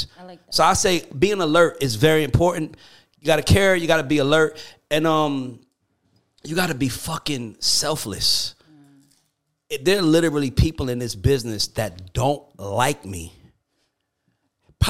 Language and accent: English; Atlanta, Georgia, United States; I'm from Atlanta managing a group from the Virgin Islands.